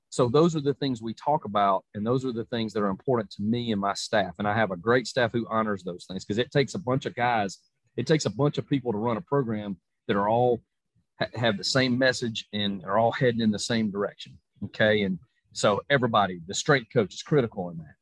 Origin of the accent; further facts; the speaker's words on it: Georgia, United States; my home state of Georgia